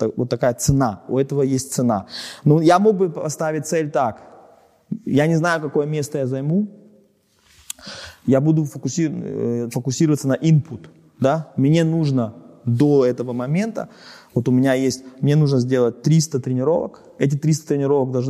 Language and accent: Russian; Germany; Потому что я немец, да.